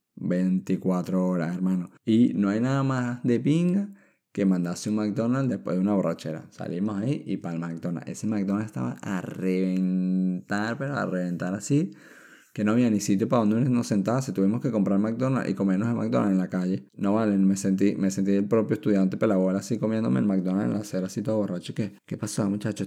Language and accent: Spanish; Venezuela; now in Chile; los venezolanos somos